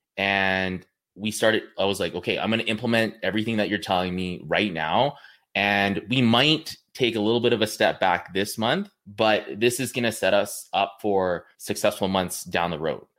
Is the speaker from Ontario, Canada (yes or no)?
no; Kamloops, British Columbia, Canada; I'm from Kamloops, B C